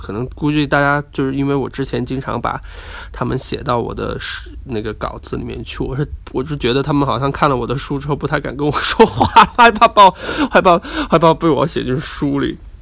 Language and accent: Chinese; Guangxi, China; moved away; 我今天在呃我的老家广西那录音，是昨天晚上非常晚的时间到的